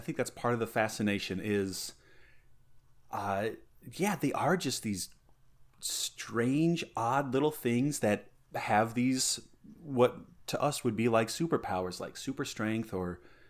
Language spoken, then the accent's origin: English; Colorado, United States; also born or lived in Southern California; I was actually born in Southern California. And I lived there until I was five, and then my family moved back to Colorado. That's where my folks were from.